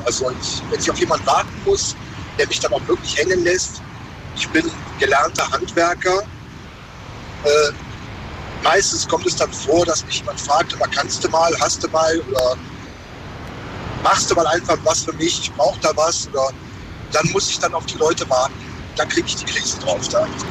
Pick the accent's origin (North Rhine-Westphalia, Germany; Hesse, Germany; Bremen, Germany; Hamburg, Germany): North Rhine-Westphalia, Germany; near Mönchengladbach; ich komme so aus der Nähe von München-Gladbach.